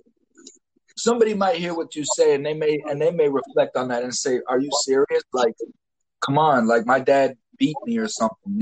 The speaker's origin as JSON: {"language": "English", "region": "Southeast", "country": "United States", "tie": "born or raised there", "lives_now": "Florida, United States", "said": "I'm here in Florida, partner, so I know. I've been born and raised in the Southeast"}